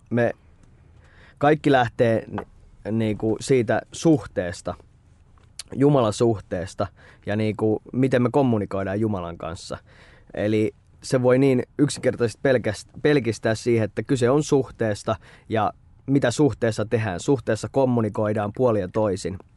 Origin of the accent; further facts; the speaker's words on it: Espoo, Uusimaa, Finland; Olen espoolainen, aina asunut Espoossa. Öö, 29 riippuu, jos mä nuoremmalle sanon, mä sanon, että mä oon 29, mutta jos vanhemmalle mä sanon, että nyt 30